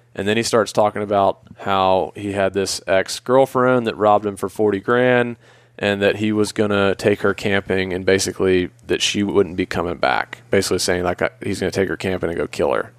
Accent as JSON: {"language": "English", "town": "Atlanta", "region": "Georgia", "country": "United States", "tie": "born or raised there", "said": "I grew up in Atlanta."}